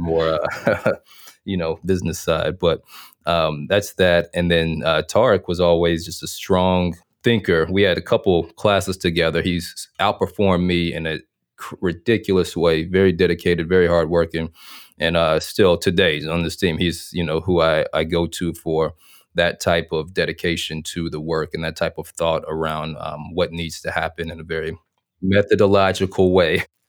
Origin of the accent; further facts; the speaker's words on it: Little Rock, Arkansas, United States; moved away as an adult; also born or lived in North Carolina; I'm from Arkansas, born and raised in Little Rock, Arkansas